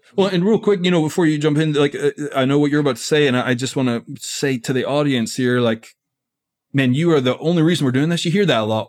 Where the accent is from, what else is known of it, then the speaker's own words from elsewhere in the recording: Scotland, United Kingdom; now in United States; I'm from Scotland originally. So I've been in America for twenty years.